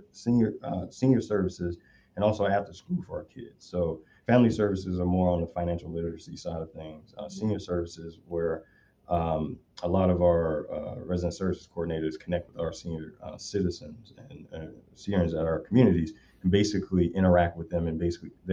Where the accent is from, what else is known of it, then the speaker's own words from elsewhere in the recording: Chicago, Illinois, United States; now in California, United States; I grew up in Southside Chicago